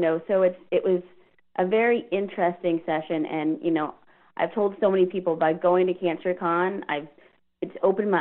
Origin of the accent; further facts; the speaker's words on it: Houston, Texas, United States; also born or lived in Virginia; I was in Virginia, and I'm from Houston